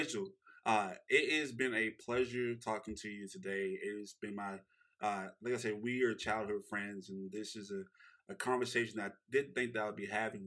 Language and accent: English; Shreveport, Louisiana, United States; he knows where we come from in Shreveport